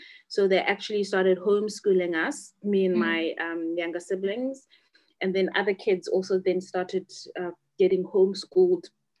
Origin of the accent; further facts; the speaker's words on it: Butterworth, Eastern Cape, South Africa; a small town called Butterworth in the Eastern Cape. That's where I was born. I've got 5 siblings, and I was born in the Eastern Cape. I went to a school in the Eastern Cape called Kanya English Medium School.